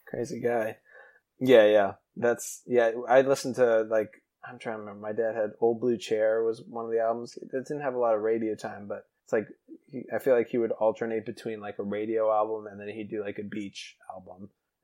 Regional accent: New Hampshire, United States; Yeah, her first album will always have like a special place in my heart, because I grew up in New Hampshire

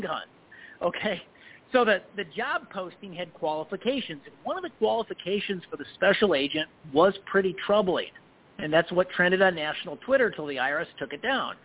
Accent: Illinois, United States; I'm from Illinois.

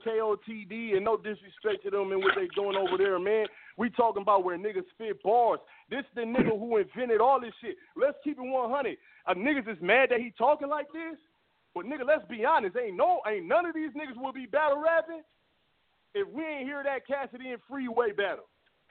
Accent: Los Angeles, California, United States; hey, listen, I'm from South Central, nigga.

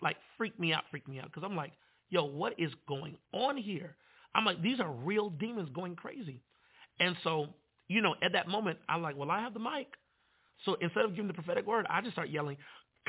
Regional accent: Manassas, Virginia, United States; I'm from Manassas

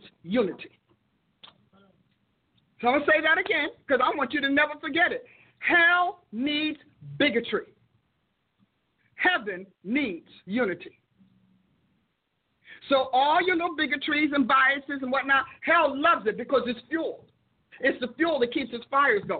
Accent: Newark, New Jersey, United States; I was raised in Newark

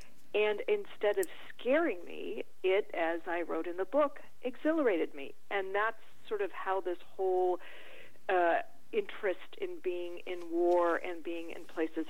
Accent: Detroit, Michigan, United States; moved away as an adult; also born or lived in Israel / Mexico; I grew up in Detroit

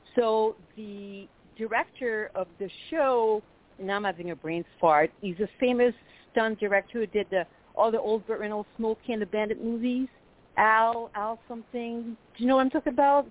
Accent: Quebec City, Quebec, Canada; accent: French Canadian; first language French; English is a second language; moved away as an adult; now in United States; I'm from, as you can tell, I'm French native from Quebec City

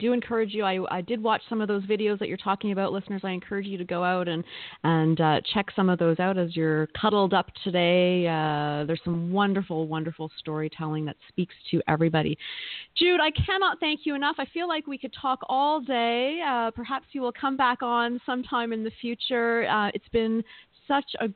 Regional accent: Hamilton, Ontario, Canada; I was born in Hamilton, Ontario.

